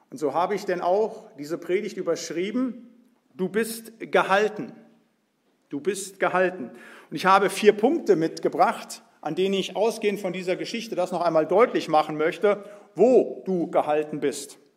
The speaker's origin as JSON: {"language": "German", "town": "Biedenkopf", "region": "Hesse", "country": "Germany", "tie": "born there", "said": "Also geboren bin ich in Biedenkopf, habe studiert in Marburg"}